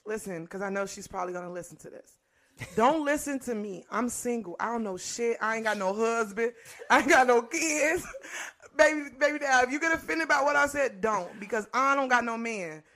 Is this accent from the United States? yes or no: yes; Inglewood, California, United States; I'm from Inglewood